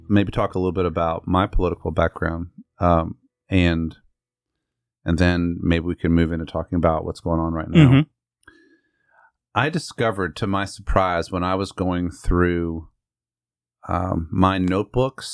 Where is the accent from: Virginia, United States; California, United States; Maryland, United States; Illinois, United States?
Virginia, United States; Northern; I grew up in Northern Virginia